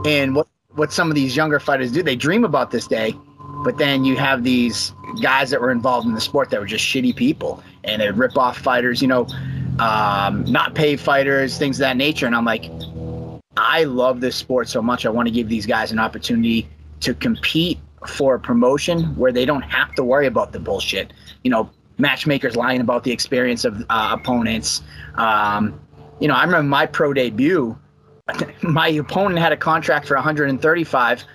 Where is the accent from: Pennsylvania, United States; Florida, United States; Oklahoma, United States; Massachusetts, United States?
Massachusetts, United States; Abington; also born or lived in Brockton, Massachusetts; now in Plymouth, United States; I'm a South Shore guy at heart. I uh, grew up. I went to Abington High School